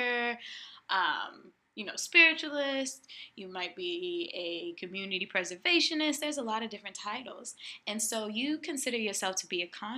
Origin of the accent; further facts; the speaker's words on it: Chesapeake Bay, United States; we're both from the Chesapeake Bay